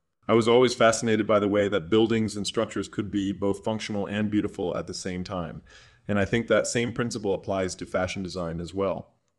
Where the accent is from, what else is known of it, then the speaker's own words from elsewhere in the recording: Rockford, Illinois, United States; Well, I was born and raised in Rockford, Illinois, a small city outside of Chicago.